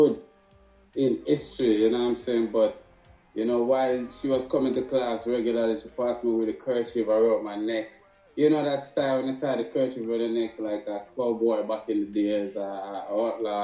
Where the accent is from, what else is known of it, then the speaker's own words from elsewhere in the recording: Jamaica; I am a Jamaican